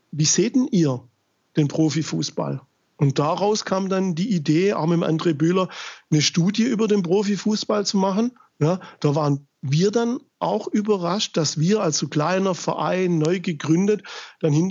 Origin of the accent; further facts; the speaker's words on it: Germany; wir kommen aus Deutschland, im Land der Demokratie und Mitbestimmung